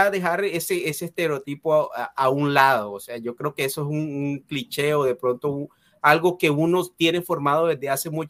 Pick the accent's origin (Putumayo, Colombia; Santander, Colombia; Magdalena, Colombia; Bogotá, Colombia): Magdalena, Colombia; Santa Marta; No, yo soy de Santa Marta